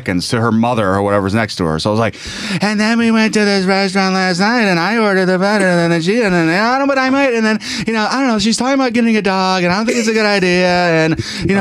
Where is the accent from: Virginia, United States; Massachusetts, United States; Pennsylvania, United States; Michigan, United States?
Michigan, United States; Detroit; I was a kid from the East Side.